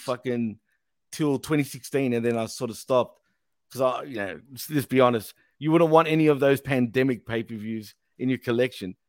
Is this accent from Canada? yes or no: no; Australia; accent: Aussie